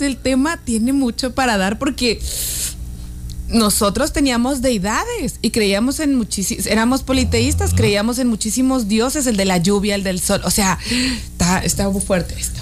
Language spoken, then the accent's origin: Spanish; northern Mexico, Mexico; a nosotros la frontera